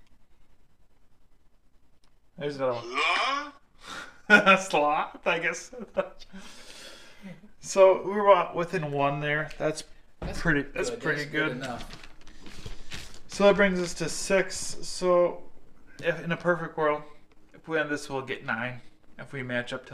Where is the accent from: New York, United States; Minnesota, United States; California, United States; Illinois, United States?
New York, United States; Buffalo; now in Las Vegas, United States; I'm from Buffalo